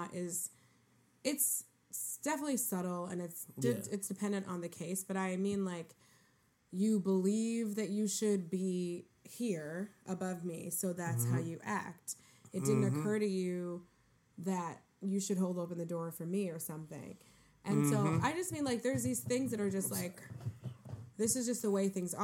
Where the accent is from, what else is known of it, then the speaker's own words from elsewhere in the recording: New York City, New York, United States; I'm like, New York City. Where? Harlem.